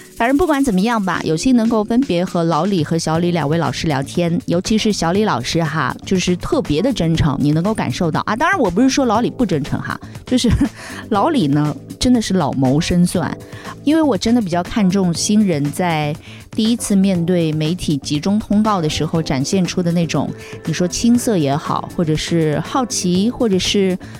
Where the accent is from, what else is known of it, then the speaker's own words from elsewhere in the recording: Shanghai, China; 我们上海人